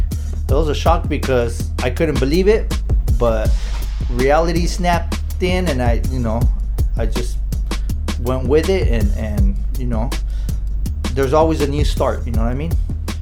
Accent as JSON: {"language": "English", "town": "San Diego", "region": "California", "country": "United States", "tie": "born or raised there", "moved": "yes", "lives_now": "Tijuana, Mexico", "said": "I was born here in Tijuana. But 3 days of being born, I was taken to the U.S. You know what I mean? So I was raised practically all my life in San Diego."}